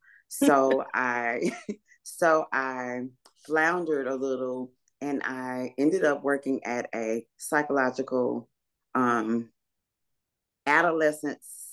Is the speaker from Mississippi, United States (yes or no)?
yes; Laurel, Mississippi, United States; born there; I was born somewhere, obviously, but I was born in Laurel, Mississippi. So I'm a Mississippian, but I'm a Mississippi girl, but we moved a lot.